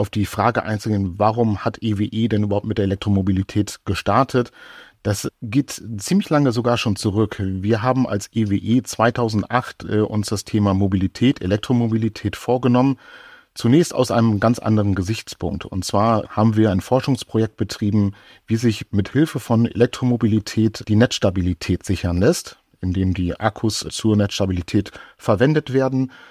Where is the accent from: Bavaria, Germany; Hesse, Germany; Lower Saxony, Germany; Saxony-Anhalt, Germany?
Lower Saxony, Germany; Oldenburg; ich komme ja aus Oldenburg und äh, wenn ich von Oldenburg nach Hamburg fahre